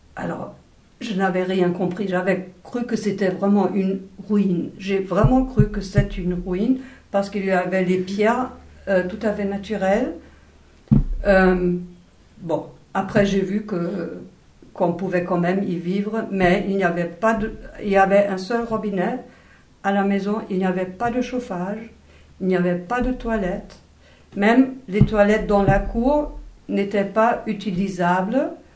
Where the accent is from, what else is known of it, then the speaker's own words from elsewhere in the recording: Wuppertal, North Rhine-Westphalia, Germany; French is a second language; also born or lived in East Germany; c'est une ville de 400 euh, 000 habitants à peu près. Et euh, après l'école primaire, j'ai changé au lycée